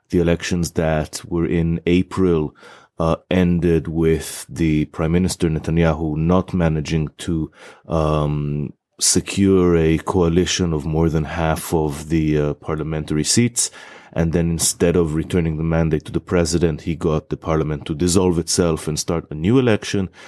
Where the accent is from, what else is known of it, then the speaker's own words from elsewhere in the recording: Israel; moved away as an adult; now in England, United Kingdom; I'm originally from Israel